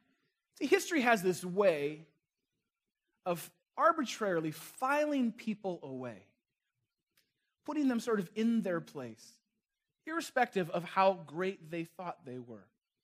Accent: Chicago, Illinois, United States; I would say where I was from. Say, well, I'm from Chicago.

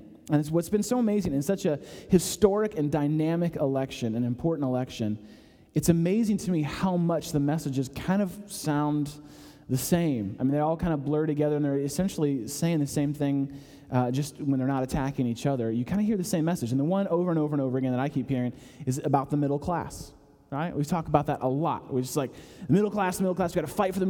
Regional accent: Chicago, Illinois, United States; now in Atlanta, United States; I'm from Chicago

